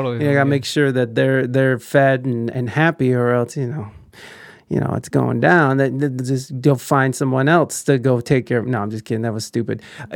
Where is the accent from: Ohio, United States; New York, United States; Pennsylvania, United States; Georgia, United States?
Ohio, United States; now in San Diego, United States; I'm from Ohio, and then I moved out to mm-hmm. San Diego.